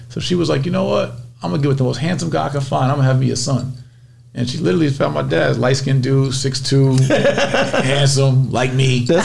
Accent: Somerville, New Jersey, United States; So Somerville was a baby town of Newark, New Jersey.

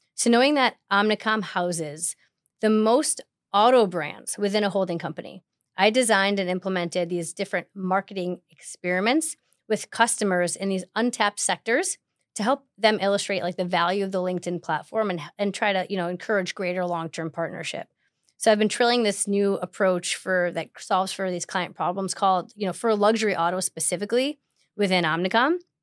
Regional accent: Chicago, Illinois, United States; moved away as an adult; also born or lived in Manhattan, New York; now in New York, United States; I have grown up, born and raised in Chicago

